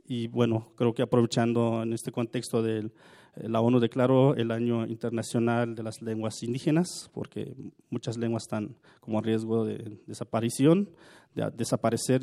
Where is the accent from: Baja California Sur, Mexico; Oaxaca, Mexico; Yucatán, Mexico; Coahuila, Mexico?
Oaxaca, Mexico; Santa María Tlahuitoltepec; como somos de Shamgosh, es el lugar de origen